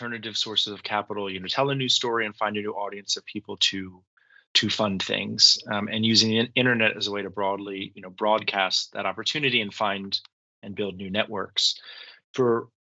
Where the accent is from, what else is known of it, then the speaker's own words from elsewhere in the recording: Washington, District of Columbia, United States; I grew up in Washington, D.C.